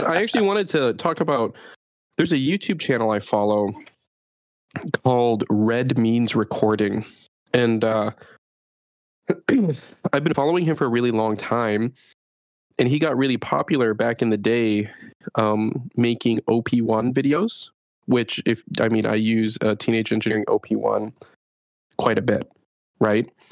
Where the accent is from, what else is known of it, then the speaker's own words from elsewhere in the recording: Chicago, Illinois, United States; moved away as an adult; now in Japan; I didn't have to deal with wild monkeys growing up in Chicago